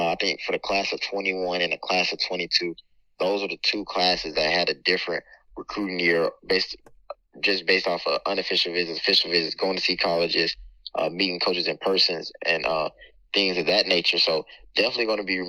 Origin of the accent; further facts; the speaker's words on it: Henry County, Georgia, United States; also born or lived in Alpharetta, Georgia; I came from Henry County, Georgia. I played ball at North Henry Tigers, middle school ball at Dutchtown Middle